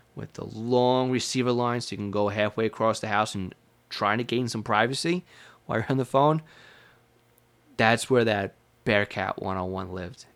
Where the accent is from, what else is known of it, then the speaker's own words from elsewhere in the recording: Long Island, New York, United States; If you can't tell from my accent, I was born and raised, and I spent most of my life in Long Island, New York